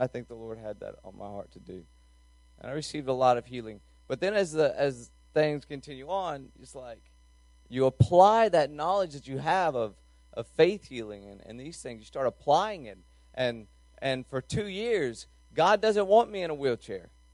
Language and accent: English; North Carolina, United States; I'm from North Carolina